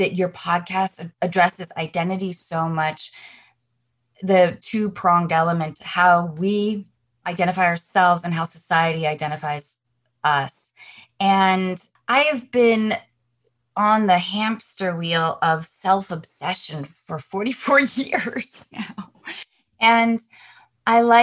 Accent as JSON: {"language": "English", "town": "Seattle", "region": "Washington", "country": "United States", "tie": "born or raised there", "said": "I grew up doing theater in Seattle"}